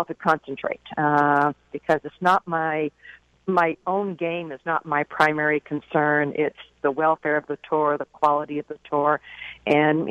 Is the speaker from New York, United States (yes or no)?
no; Boston, Massachusetts, United States; I'm from Boston